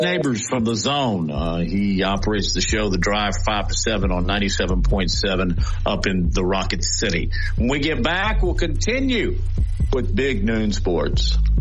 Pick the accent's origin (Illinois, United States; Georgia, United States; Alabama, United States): Alabama, United States; moved away; my hometown, our hometown